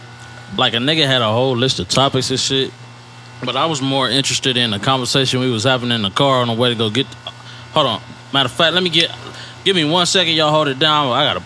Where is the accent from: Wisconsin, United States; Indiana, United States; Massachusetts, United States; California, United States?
California, United States; Compton; also born or lived in Fontana, California / Inland Empire, California; Hub City raised me. I was born in Fontana, but everything I pretty much know came from Compton.